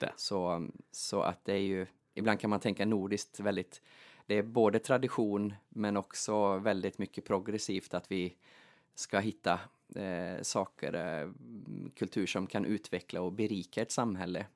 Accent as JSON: {"language": "Swedish", "town": "Kinnarp", "region": "Västra Götaland", "country": "Sweden", "tie": "born or raised there", "also_born_or_lived": "Gothenburg, Sweden", "moved": "as an adult", "lives_now": "Åland, Finland", "said": "Jag är ju född och uppvuxen i eh, Kinnarp, mitt i Västergötland"}